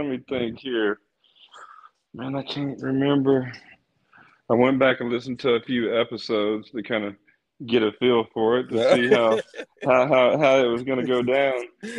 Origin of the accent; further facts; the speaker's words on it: South Mississippi, United States; I grew up in South Mississippi